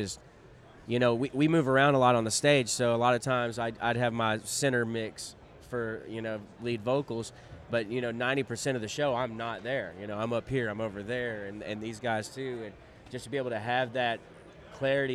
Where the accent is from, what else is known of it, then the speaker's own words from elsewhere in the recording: Jackson, Tennessee area, United States; We're from all in the Jackson, Tennessee area